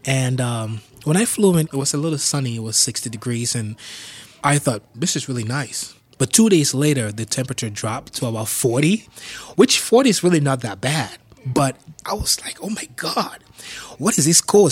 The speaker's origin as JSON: {"language": "English", "town": "Yaoundé", "region": "Centre", "country": "Cameroon", "tie": "born or raised there", "also_born_or_lived": "Bafouet, Cameroon", "moved": "as an adult", "lives_now": "Pittsburgh, United States", "said": "I grew up in a big compound where we had a bar"}